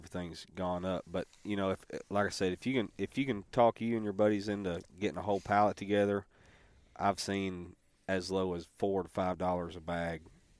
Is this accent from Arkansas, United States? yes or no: yes; Stuttgart, Arkansas, United States; Hey, we're from Stuttgart, Central Arkansas.